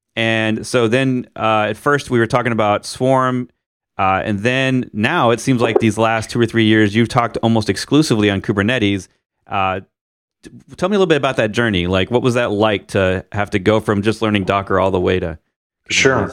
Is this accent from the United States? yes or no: yes; Missouri, United States; where I grew up in Missouri